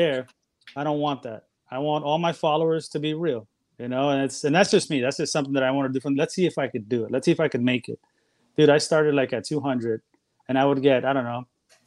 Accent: New York City, New York, United States; moved away as an adult; now in Florida, United States; I was born and raised in New York, but I'm currently in Florida right now

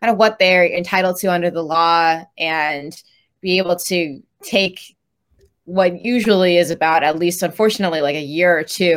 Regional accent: Chicago, Illinois, United States; also born or lived in Dallas, Texas; I was born in Dallas, but moved here pretty early on when I was around 4. So I've been in Chicago since then

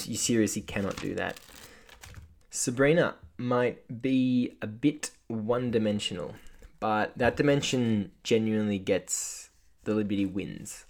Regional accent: Australia; as an Australian basketball fan

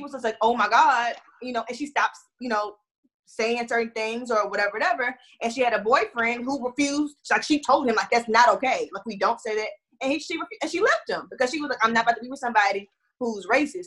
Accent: Houston, Texas, United States; moved away as an adult; also born or lived in Florida; now in Atlanta, United States; I'm from Texas and I'm from Houston, and I grew up in racism.

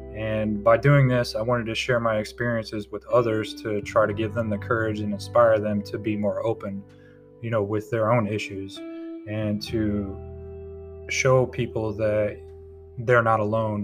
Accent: Tampa, Florida, United States; moved away as an adult; now in North Carolina, United States; I'm originally from Tampa, Florida. I now reside in North Carolina. I've been here for about two years

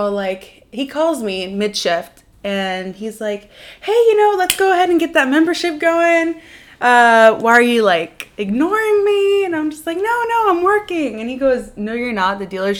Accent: Lebanon; moved away; also born or lived in Virginia, United States; So I was born in the United States, Virginia. And I was there for about a year before I went down to Lebanon with my family.

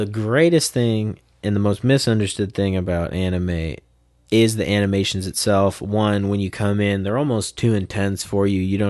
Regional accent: Modesto, California, United States; oh, dude, I'm from Modesto, baby.

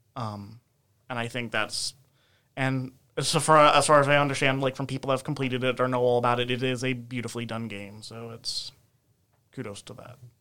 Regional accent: United States; as an American

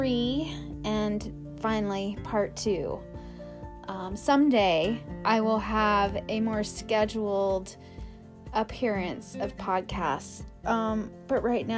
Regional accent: Aspen, Colorado, United States; since the age of 12, growing up in Aspen, Colorado, during the 80s

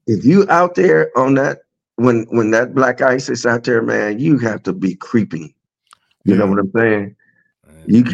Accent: Illinois, United States; I'm actually not from South Carolina. I'm actually from Illinois.

